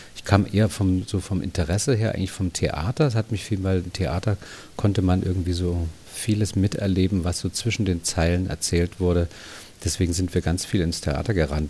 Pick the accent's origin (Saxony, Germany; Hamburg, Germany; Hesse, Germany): Saxony, Germany; Dresden; moved away as an adult; also born or lived in Munich; ich bin ja in Dresden geboren, habe in der DDR so eine Grundschullehrerausbildung gemacht